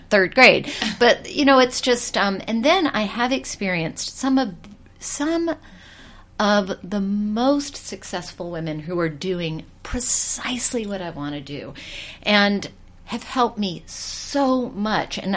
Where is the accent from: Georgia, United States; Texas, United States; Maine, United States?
Georgia, United States; now in New York City, United States; I grew up in Georgia